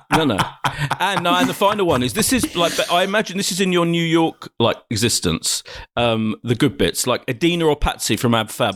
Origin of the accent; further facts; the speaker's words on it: Ilford, London, United Kingdom; also born or lived in Clapton, London; Ilford in Essex is where I grew up